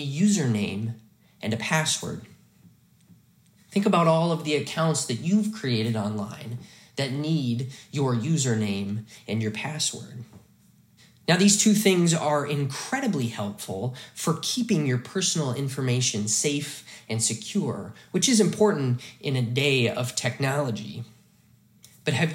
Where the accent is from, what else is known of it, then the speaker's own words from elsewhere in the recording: Hamilton, Montana, United States; the church I grew up in Faith Lutheran Church in Hamilton, Montana